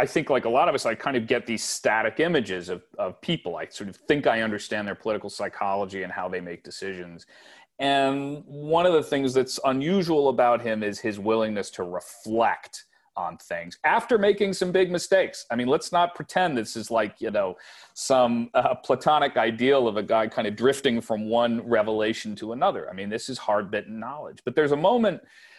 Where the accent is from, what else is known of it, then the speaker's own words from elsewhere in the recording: Wilmington, Delaware, United States; I grew up in Wilmington, which was Jim Crow Delaware. It was a period that was kind of suspended between North and South.